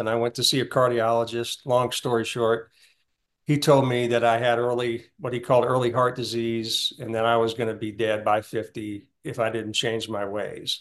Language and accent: English; Deep South, United States; I, I was raised in the Deep South